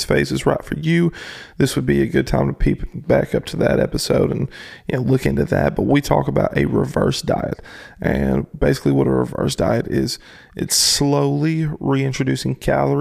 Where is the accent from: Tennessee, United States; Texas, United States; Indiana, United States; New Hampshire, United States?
Tennessee, United States; moved away; somebody that I grew up with in Tennessee